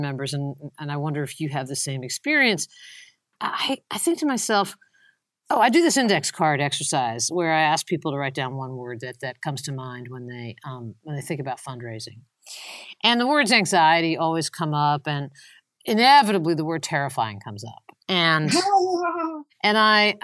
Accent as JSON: {"language": "English", "area": "Long Island", "region": "New York", "country": "United States", "also_born_or_lived": "North Carolina", "moved": "yes", "said": "I'm really from Long Island."}